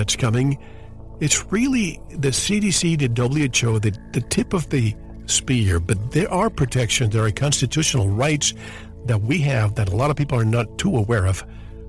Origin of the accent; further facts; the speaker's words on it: Arizona, United States; from my home state of Arizona